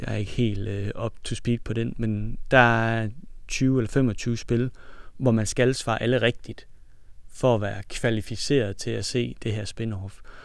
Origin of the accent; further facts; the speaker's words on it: Denmark; vi er fra Jylland